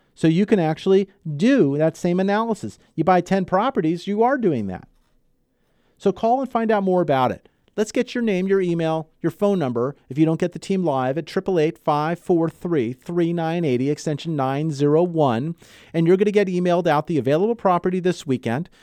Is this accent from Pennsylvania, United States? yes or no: no; Los Angeles, California, United States; also born or lived in Santa Barbara; I grew up in the L A market. I grew up in the San Fernando Valley.